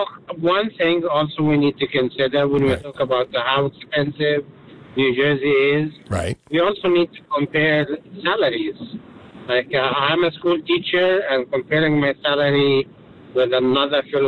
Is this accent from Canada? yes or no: no; Egypt; now in Flemington, United States; I came here in 1997 from Egypt